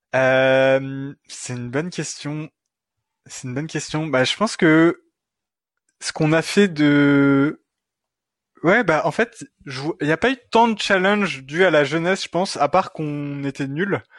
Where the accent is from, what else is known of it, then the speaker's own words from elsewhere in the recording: France; moved away as an adult; also born or lived in Montreal, Canada; now in Quebec, Canada; je suis français. Ce n'est pas un accent euh, québécois